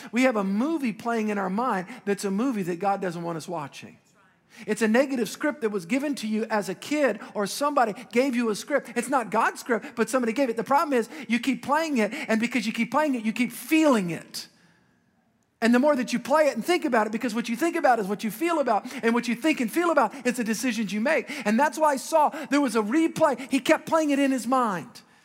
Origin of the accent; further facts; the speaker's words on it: Metairie, Louisiana, United States; as a young boy, I grew up in Metairie